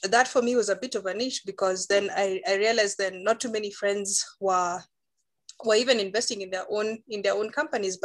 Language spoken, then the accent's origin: English; Nairobi, Kenya; I've just been born, studied, and pretty much lived in Nairobi